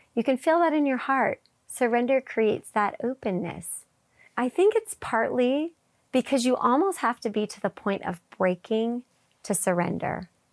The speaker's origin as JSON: {"language": "English", "region": "Wisconsin", "country": "United States", "tie": "born or raised there", "said": "I grew up in Wisconsin"}